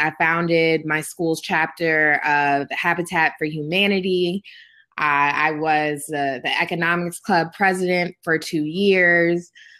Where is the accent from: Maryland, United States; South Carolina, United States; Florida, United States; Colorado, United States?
Maryland, United States; I was born and raised in Prince George's County, Maryland, where my store now currently is.